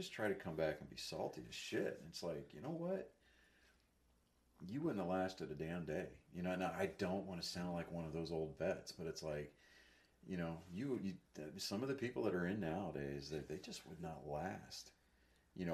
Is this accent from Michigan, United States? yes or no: no; Texas, United States; moved away; I'm a white kid coming from Texas.